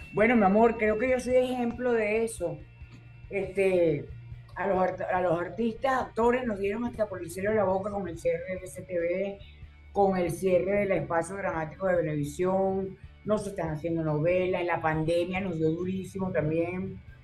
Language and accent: Spanish; Venezuela; yo crecí en la Florida, en eh, la casa de mi mamá y mi papá.